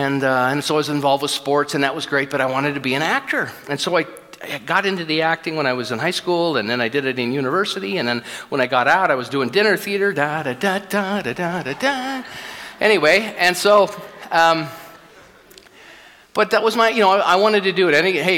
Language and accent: English; California, United States; now in Edmonton, Canada; People say, where are you from? We came to Edmonton, Southern California. What the hell are you doing here?